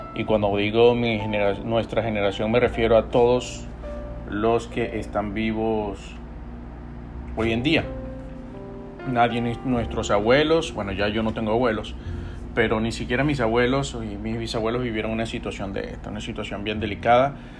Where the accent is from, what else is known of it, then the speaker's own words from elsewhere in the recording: Venezuela; nosotros tenemos la responsabilidad como venezolanos de salvar nuestra tierra